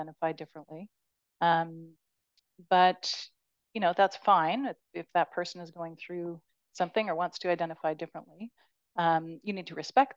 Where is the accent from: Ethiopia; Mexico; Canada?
Canada; as a Canadian